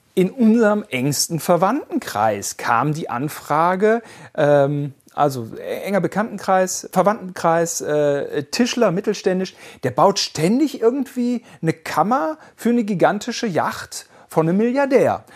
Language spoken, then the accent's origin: German; West Germany, Germany; Wir sind Westdeutsche